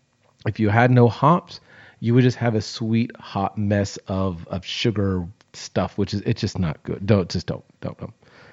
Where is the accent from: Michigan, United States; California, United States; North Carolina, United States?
California, United States; now in Texas, United States; seeing as I grew up in California and now live in Texas.